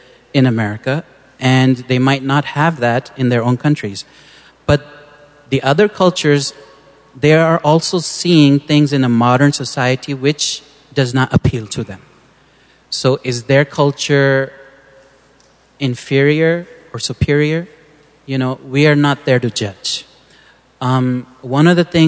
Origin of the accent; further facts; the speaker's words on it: San Diego, California, United States; I grew up in San Diego, and a very American kid